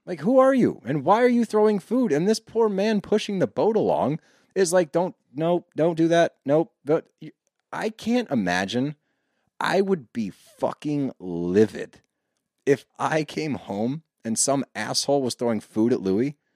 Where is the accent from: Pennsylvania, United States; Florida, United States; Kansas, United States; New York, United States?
Pennsylvania, United States; Philadelphia; we grew up around Philly